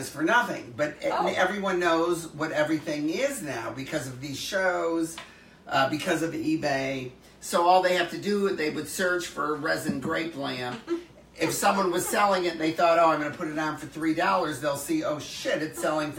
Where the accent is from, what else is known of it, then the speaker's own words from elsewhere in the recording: Detroit, Michigan, United States; growing up in Detroit as a teenager, when Motown was coming up